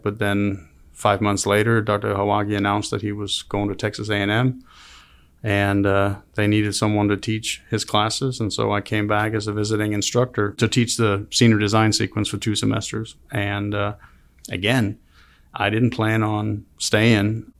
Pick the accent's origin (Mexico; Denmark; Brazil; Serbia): Denmark; moved away as an adult; also born or lived in Copenhagen, Denmark; now in Auburn, United States; I grew up in a small town called Gena in Denmark, so a town of six hundred people